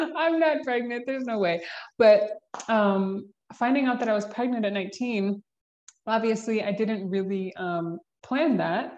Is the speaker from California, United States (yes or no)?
no; Georgia, United States; I was born and raised in Georgia. We can start there. Born and raised in the South